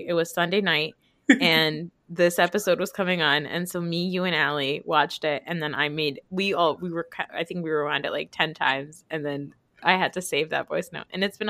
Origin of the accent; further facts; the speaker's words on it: New Jersey, United States; accent: New Jersey; I feel like also when I talk about Real Housewives of New Jersey, my Jersey accent really comes out.